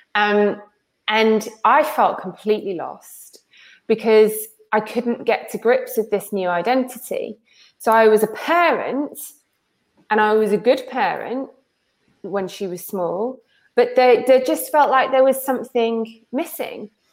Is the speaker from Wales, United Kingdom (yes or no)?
yes; Wales, United Kingdom; I grew up in Wales